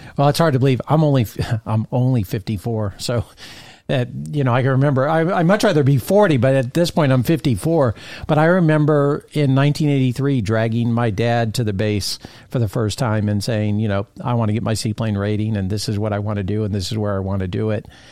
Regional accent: Fort Lauderdale, Florida, United States; moved away; I was a Fort Lauderdale native.

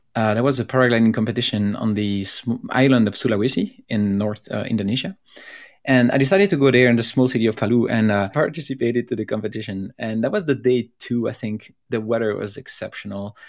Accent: Belgium; I'm from Belgium

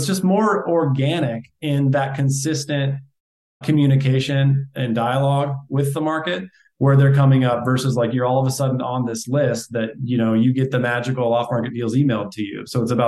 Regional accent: Iowa, United States; Iowa originally. Yeah. I like Des Moines, Iowa. I went to college 30 minutes north of Des Moines. Still have family there.

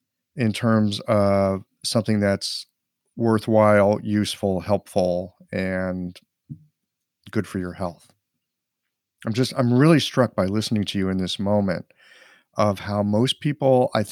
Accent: United States; I'm an American

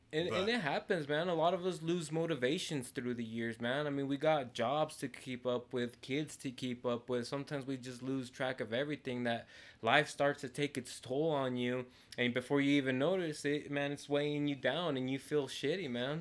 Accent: Montrose, Colorado, United States; also born or lived in Mexico; I grew up my whole life here in Montrose

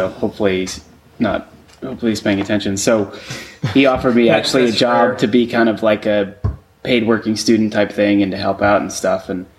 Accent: Wayne, Illinois, United States; So I'm from Chicago originally, in a suburb of Chicago called Wayne

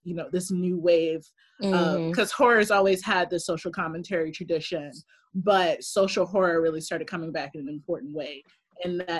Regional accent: Philadelphia, Pennsylvania, United States; moved away as an adult; now in California, United States; where I grew up in West Philly, exact same neighborhood

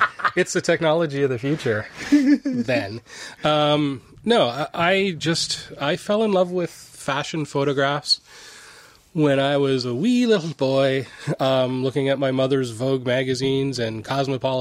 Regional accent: Niagara, Ontario, Canada; I grew up in Niagara, and we were over in Buffalo, New York

